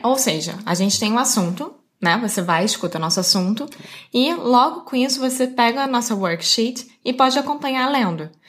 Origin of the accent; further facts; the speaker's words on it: Rio de Janeiro, Brazil; Eu sou brasileira, carioca do Rio de Janeiro